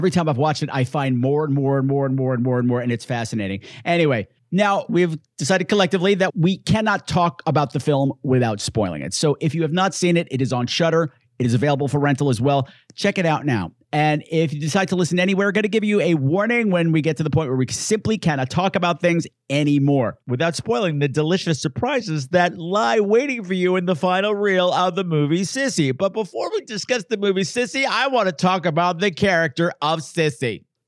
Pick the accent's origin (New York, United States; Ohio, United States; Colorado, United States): New York, United States; Hey, I'm from New York. What do you want from me? Hey, we'll go back to our regional accents today.